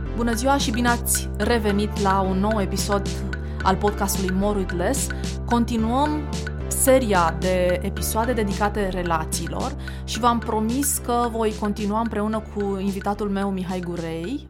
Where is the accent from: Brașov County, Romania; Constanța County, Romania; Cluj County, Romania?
Constanța County, Romania; Constanța; moved away as an adult; also born or lived in Bucharest; eu veneam din Constanța, după ce făcusem liceu